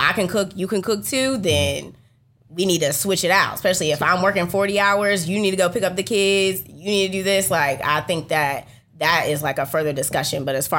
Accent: West Virginia, United States; I grew up in West Virginia

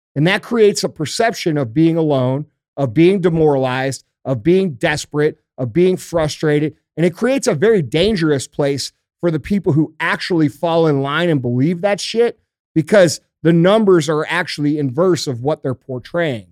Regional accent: United States; I'm fucking American

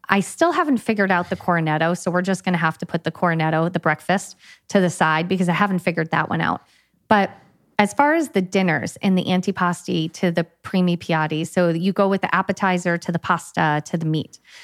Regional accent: United States; moved away as an adult; also born or lived in California; now in Italy; being an American

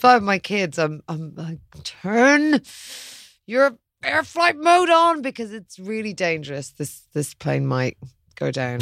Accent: Ireland; also born or lived in London

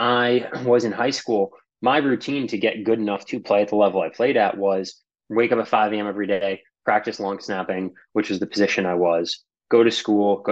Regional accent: Boston, Massachusetts, United States; moved away as an adult; now in Los Angeles, United States; I live here in LA now. I'm from Boston

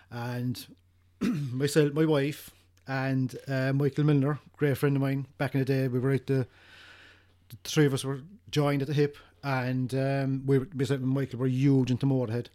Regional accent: Cork, Munster, Ireland; we're from Ireland. We're from, we're from Cork

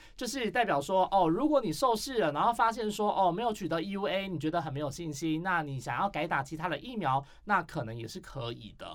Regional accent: Taiwan; 我们台湾人

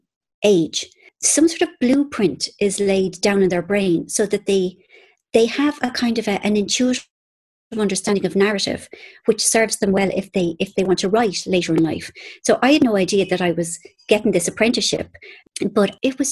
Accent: Ireland; I'm Irish

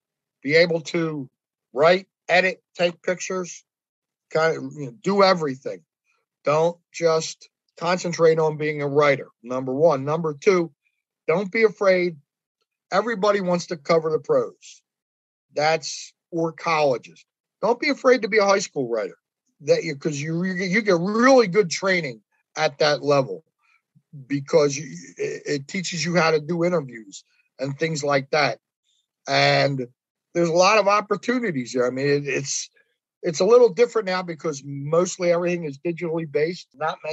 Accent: Pennsylvania, United States; but people in Delco, it's, you know, I'm from Delco, and they take great pride in that.

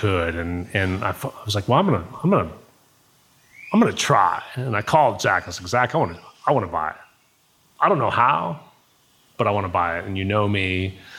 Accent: Alaska, United States; also born or lived in Georgia; now in Costa Rica; I was born in Alaska

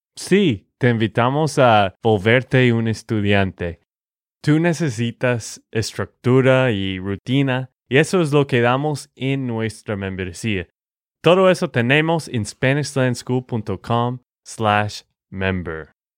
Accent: Texas, United States; de Texas, Estados Unidos

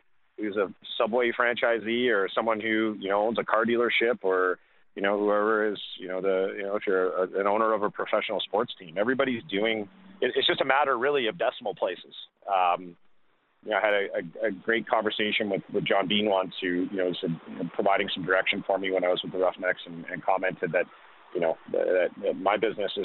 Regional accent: Canada; as a Canadian

